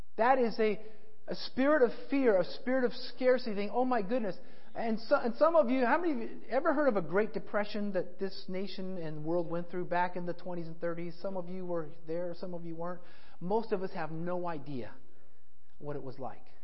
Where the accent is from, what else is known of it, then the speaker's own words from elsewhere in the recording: Colorado, United States; I grew up in Colorado